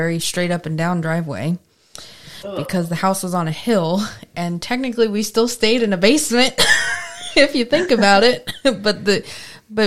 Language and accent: English; Philadelphia, Pennsylvania, United States; now in Florida, United States; I'm from right outside Philly